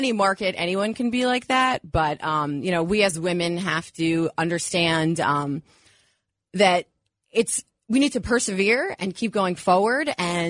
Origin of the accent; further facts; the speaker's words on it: Westchester, New York, United States; also born or lived in Cleveland; I grew up in Westchester